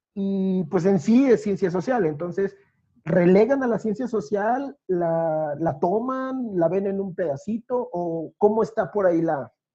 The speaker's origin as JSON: {"language": "Spanish", "region": "Veracruz", "country": "Mexico", "tie": "born or raised there", "moved": "yes", "said": "Yo ahora estoy lejos de mi ciudad natal, recuerdo ese Veracruz"}